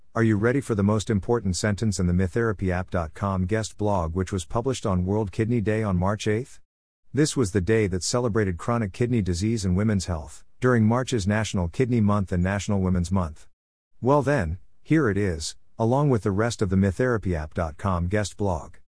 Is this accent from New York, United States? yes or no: yes; New York, United States; moved away; I'm originally from New York